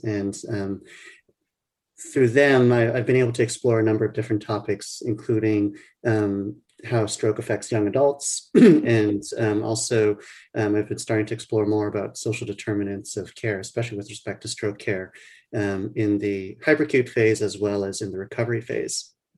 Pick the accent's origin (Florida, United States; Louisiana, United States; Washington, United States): Louisiana, United States; New Orleans; moved away as an adult; now in Boston, United States; I grew up in New Orleans, Louisiana. So that's where um, I consider my home.